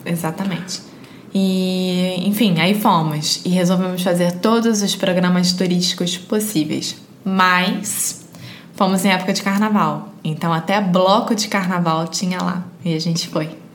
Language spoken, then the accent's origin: Portuguese; Rio de Janeiro, Brazil; Eu sou brasileira, carioca do Rio de Janeiro.